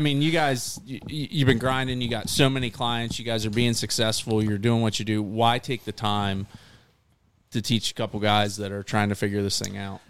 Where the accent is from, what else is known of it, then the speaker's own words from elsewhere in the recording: Maryland, United States; I'm from Maryland